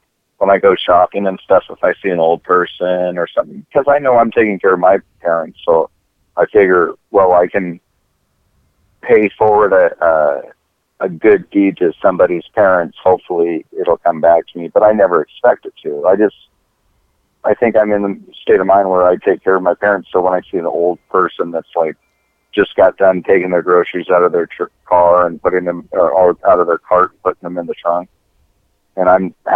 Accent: United States; I'm American

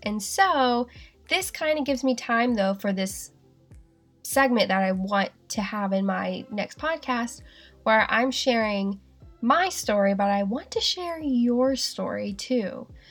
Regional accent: the South, United States; accent: southern; now in Seattle, United States; how southern my accent is sometimes

